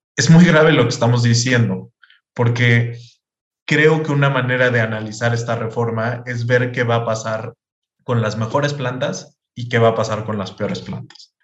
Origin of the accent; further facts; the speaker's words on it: Mexico; los mexicanos no vemos los movimientos en tiempo real